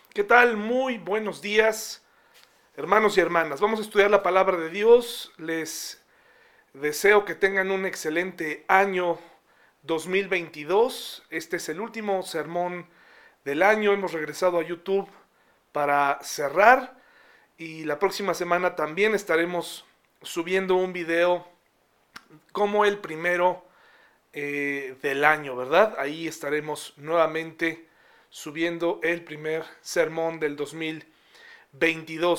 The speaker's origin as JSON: {"language": "Spanish", "country": "Mexico", "said": "hay una constitución mexicana donde nos eh, da los derechos que tenemos como mexicanos"}